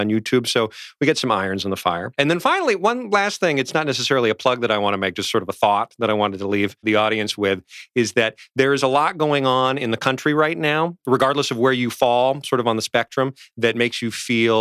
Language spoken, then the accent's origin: English; New Jersey, United States; I grew up in New Jersey, too